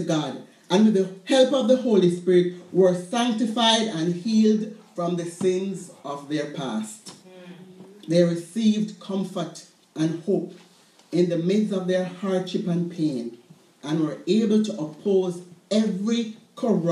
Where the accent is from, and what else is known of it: Jamaica; born or raised there